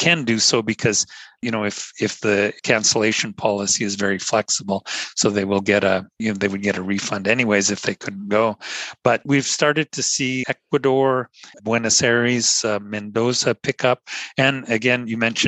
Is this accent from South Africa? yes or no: no; Northern Canada, Canada; being Canadian and growing up in the Canadian North